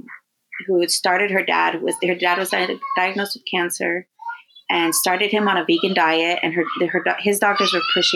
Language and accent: English; Coachella Valley, California, United States; now in Los Angeles, United States; growing up in the Coachella Valley, like everything was local